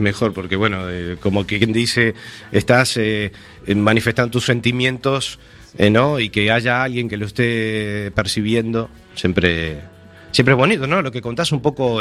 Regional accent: Montevideo, Uruguay; now in A Coruña, Spain; Yo nací, yo viví 19 años de mi vida en La Unión, en la calle Irlanda y Mateo Cabral

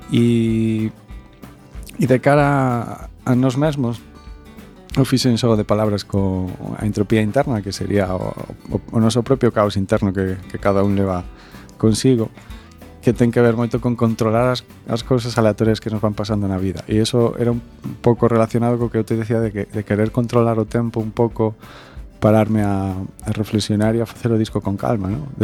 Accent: Ferrol, Galicia, Spain; now in Vigo, Spain; eu son un ferrolán son, Eu son un ferrolán que que un día marchei para o sur, para Vigo

